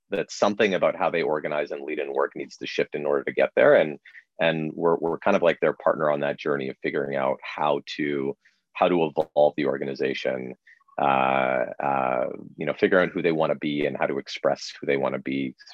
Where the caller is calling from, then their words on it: Toronto, Ontario, Canada; I am speaking from a uh, sunroom in the back of my home in Dufferin Grove, Toronto.